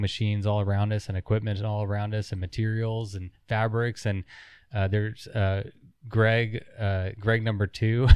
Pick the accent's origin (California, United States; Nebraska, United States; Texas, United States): Texas, United States; We're from Texas